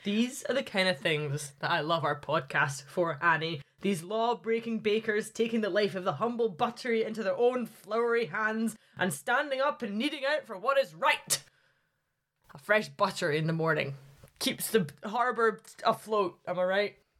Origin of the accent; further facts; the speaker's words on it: Glasgow, Scotland, United Kingdom; moved away as an adult; now in Highlands, Scotland; I'm from Glasgow, so anywhere above there is considered the Highlands to me